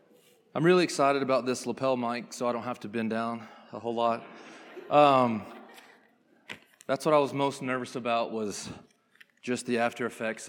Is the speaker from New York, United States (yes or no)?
no; Conyers, Georgia, United States; I was born and raised in Conyers, Georgia. If you don't know where it is, that's pretty normal, but it's about 25 minutes outside of Atlanta. So grew up right there in Conyers and played sports all my life.